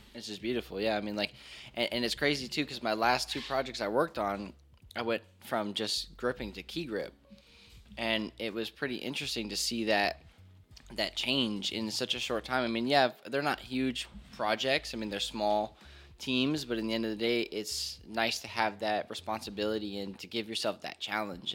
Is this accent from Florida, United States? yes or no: yes; Hollywood, Florida, United States; moved away as an adult; also born or lived in Hialeah, Florida; now in Georgia, United States; I was born in Hialeah, grew up in Hollywood, Florida. just moved here to Georgia about a, actually a little, like a year and a month ago